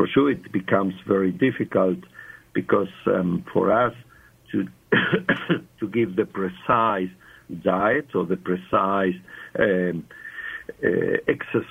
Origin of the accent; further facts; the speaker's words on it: Argentina; English is a second language; moved away as an adult; also born or lived in South Africa; I was born in Argentina, and that's many years ago, many moons ago, And actually, I worked for 40 years, lived and worked 40 years in South Africa. And so my English is South African, but my accent is not.